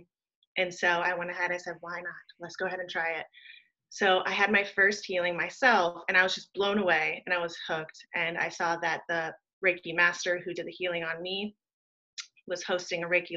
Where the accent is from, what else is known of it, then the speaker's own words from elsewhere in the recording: Wheaton, Illinois, United States; now in Virginia Beach, United States; I grew up in Wheaton, Illinois, and I moved to the East Coast in about 2010, and I'm currently residing in Virginia Beach